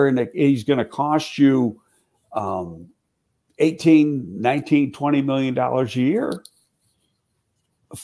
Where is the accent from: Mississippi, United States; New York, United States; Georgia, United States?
New York, United States; Buffalo; moved away; I got a good friend from here who I grew up with in Buffalo